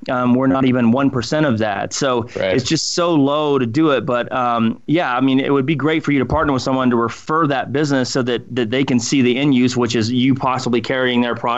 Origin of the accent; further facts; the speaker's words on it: Colorado, United States; And this is new for us because we grew up in Colorado and everything